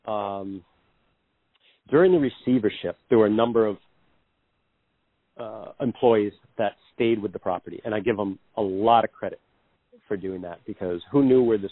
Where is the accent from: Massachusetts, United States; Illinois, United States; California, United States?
Massachusetts, United States; Greenfield; I grew up in Greenfield at the foot of the Mohawk Trail there, right down the road from Berkshire East